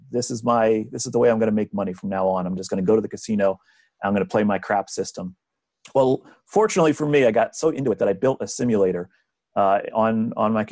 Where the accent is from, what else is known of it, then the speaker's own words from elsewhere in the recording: New Jersey, United States; I grew up in New Jersey. I have lived here all of my life.